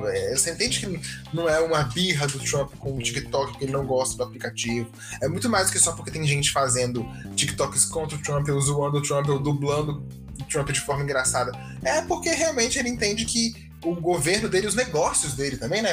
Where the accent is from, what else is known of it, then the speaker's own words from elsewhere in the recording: Brazil; a gente é brasileiro, eu nunca vi neve na minha vida, né? Eu nunca passei o Natal fora do Brasil.